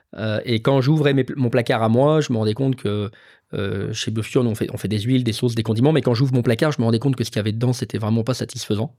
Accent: Lyon, Auvergne-Rhône-Alpes, France; moved away; j'ai grandi à Lyon

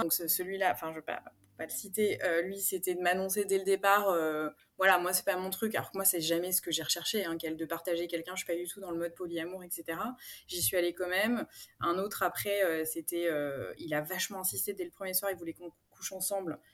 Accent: Paris, Île-de-France, France; moved away as an adult; now in Aix-en-Provence, France; moi, je suis parisienne d'origine. J'ai emménagé à Aix-en-Provence il y a bientôt deux ans.

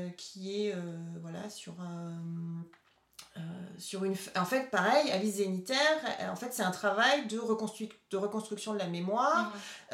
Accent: Cholet, Pays de la Loire, France; born or raised there; moved away

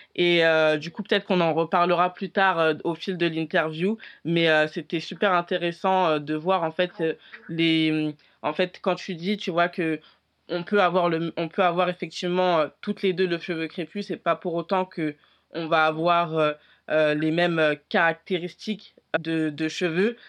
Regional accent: France; je suis née en France et je suis très peu allée en Afrique

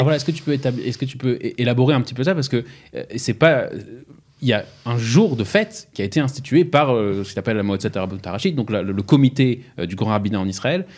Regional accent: Strasbourg, Grand Est, France; j'ai grandi à Strasbourg

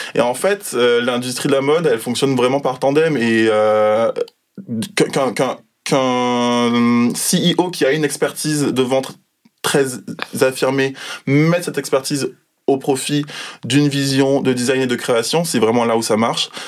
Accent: Guadeloupe; now in Paris, France; j'ai grandi en Guadeloupe et maintenant je travaille à Paris.

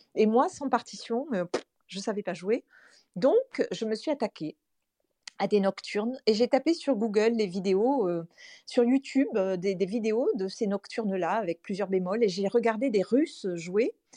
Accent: Toulouse, Occitania, France; Je vis à Toulouse, donc je suis toulousaine.

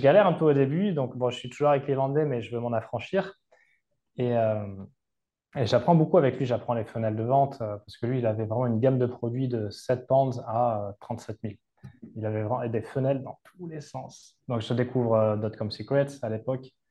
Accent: Capbreton, Nouvelle-Aquitaine, France; moved away as an adult; also born or lived in Seignosse / Val d'Isère / Malta; chez moi à Cabreton, sachant que chez moi, c'est très demandé touristiquement

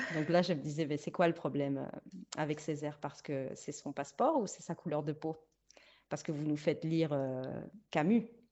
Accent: Luxembourg; first language Spanish; also born or lived in Liège, Belgium; j'ai grandi euh, les premières années jusqu'à mes 7 ans à Liège. Et puis, ouais, vers 7 ans, j'arrive au Luxembourg

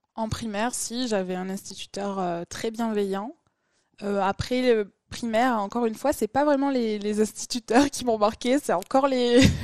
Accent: Toulouse, Occitania, France; je suis une vraie Toulousaine, je suis née à Toulouse. Après, j'ai grandi à côté de Toulouse

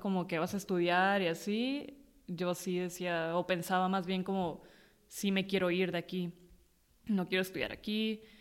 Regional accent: Mexicali, Baja California, Mexico; also born or lived in Tijuana / Rosarito; soy de Mexicali porque ahí crecí o tengo la mayoría de mis, de mi memoria o mis recuerdos, este, son ahí.

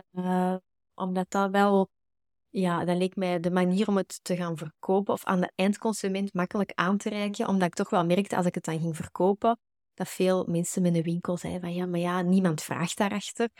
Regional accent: Antwerp, Flanders, Belgium; Ik kom uit Bergen, uh, eh, Antwerpen

